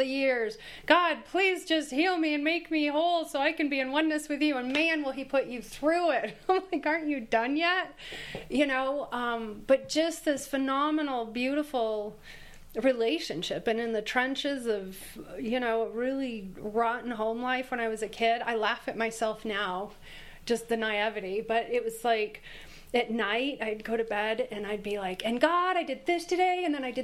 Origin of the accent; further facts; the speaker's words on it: Michigan, United States; I'm from Michigan